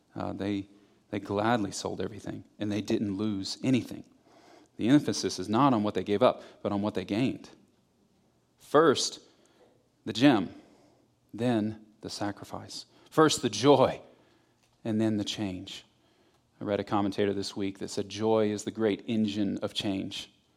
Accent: Florida, United States; I'm from Florida

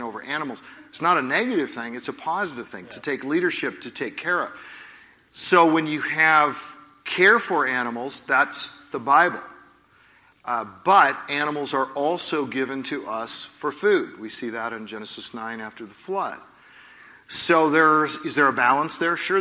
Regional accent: Oregon, United States; I'm from Oregon

